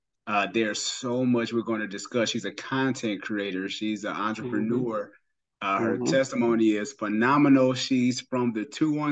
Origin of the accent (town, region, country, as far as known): Cleveland, Ohio, United States; moved away